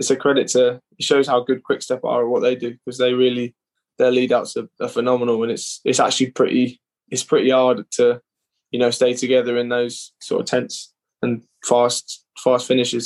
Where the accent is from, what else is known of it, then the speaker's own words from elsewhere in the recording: United Kingdom; being British